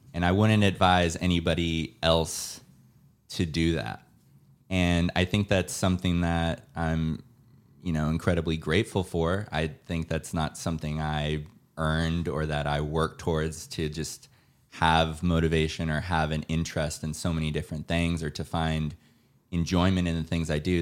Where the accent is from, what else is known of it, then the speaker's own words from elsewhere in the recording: San Diego, California, United States; now in Los Angeles, United States; I'm from San Diego